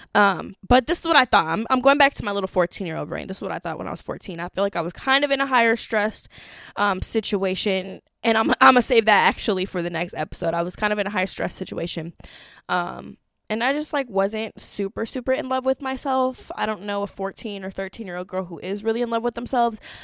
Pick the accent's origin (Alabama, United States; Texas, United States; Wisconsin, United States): Wisconsin, United States; Madison; I grew up in Wisconsin